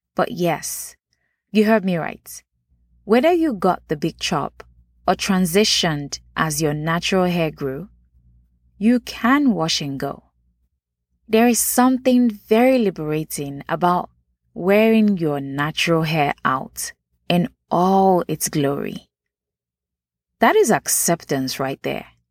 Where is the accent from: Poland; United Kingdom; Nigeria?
Nigeria; now in United States; Nachi, for those that don't know, is how we refer to natural hair growing up in Nigeria.